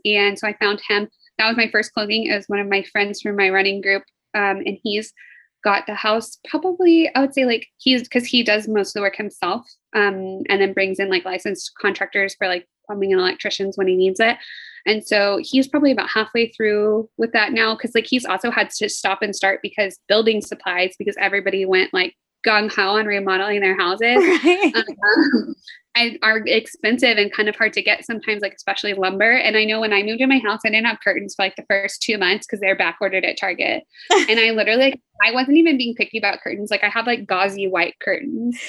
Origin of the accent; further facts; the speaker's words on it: Fort Worth, Texas, United States; I'm from Fort Worth and it's way bigger than your city